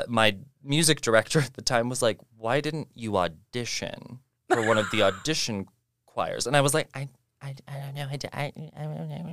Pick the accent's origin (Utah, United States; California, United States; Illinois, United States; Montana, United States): Montana, United States; Eastern; I grew up in the bowels of Montana. Eastern Montana